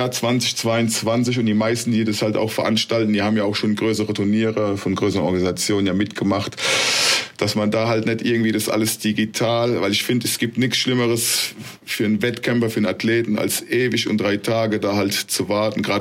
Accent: Mannheim, Baden-Württemberg, Germany; also born or lived in Ludwigshafen; also eine Stadt weiter, weil ich komme ja aus Mannheim, Ludwigshafen.

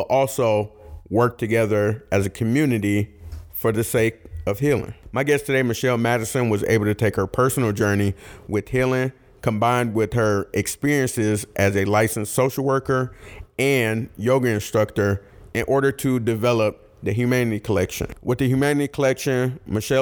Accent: Detroit, Michigan, United States; we're from Detroit

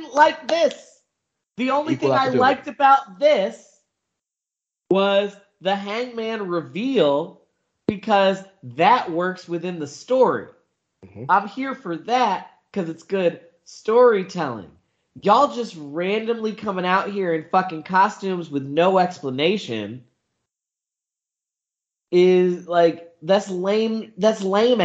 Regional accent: the Carolinas, United States; I grew up in the Carolinas

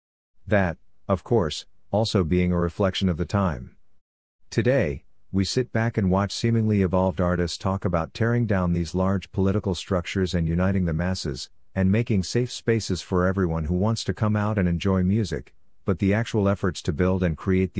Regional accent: Columbus, Ohio, United States; one of the many venues that I fell in and out of love with in my hometown of Columbus, Ohio.

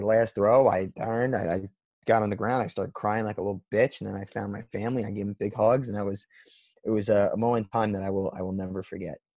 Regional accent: Northern New Jersey, United States; I am from Northern New Jersey. The stadium is 15 minutes from my house

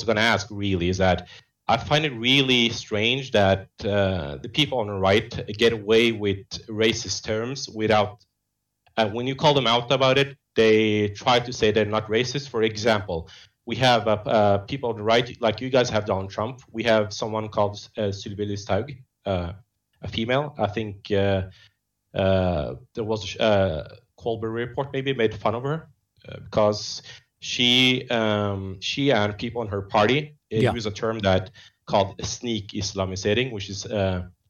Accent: Norway; English is a second language; as a Norwegian from an immigrant family, of course, I'm North African from Western Sahara.

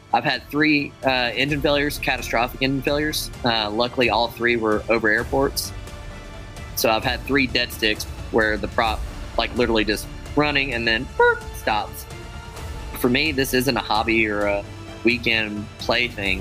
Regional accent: United States; I'm an American aerobatic airshow pilot

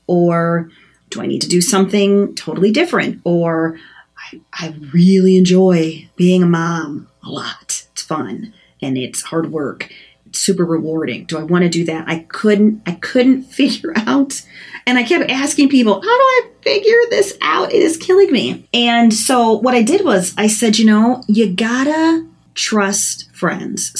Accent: Chicago, Illinois, United States; now in Minnesota, United States; I'm from Chicago

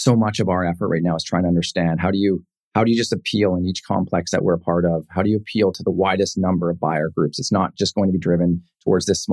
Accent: Penticton, British Columbia, Canada; the Okanagan, Penticton, this is my hometown.

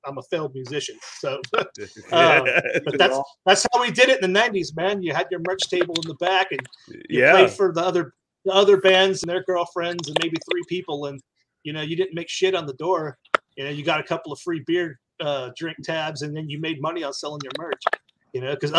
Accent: Marble Falls, Texas, United States; and my hometown of Marble Falls.

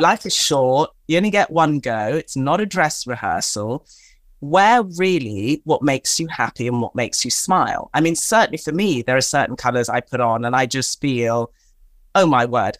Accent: Tanzania; I am of African or-, origin, I'm from Tanzania in East Africa

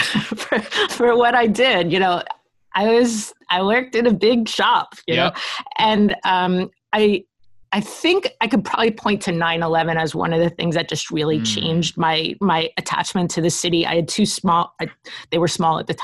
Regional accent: New Jersey, United States; also born or lived in Brooklyn, New York; we moved to New Jersey when I was 5 years old. I started kindergarten

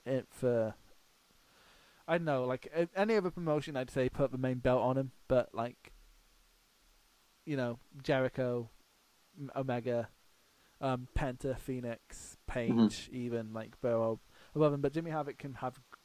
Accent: Scotland, United Kingdom; I'm from Scotland.

